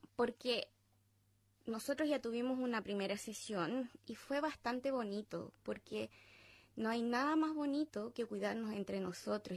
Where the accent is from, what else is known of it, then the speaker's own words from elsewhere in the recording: Chile; moved away as an adult; now in Australia; a nosotros, como chilenos viviendo en el extranjero